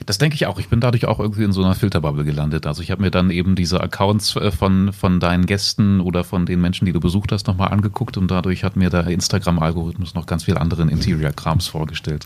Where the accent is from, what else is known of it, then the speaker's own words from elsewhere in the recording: Salzgitter, Lower Saxony, Germany; die Salzgitter Zeitung in meiner Heimat